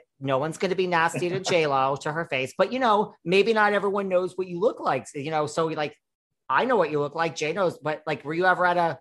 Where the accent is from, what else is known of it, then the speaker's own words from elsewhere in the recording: New York City, New York, United States; from New York City and we are real people from the city.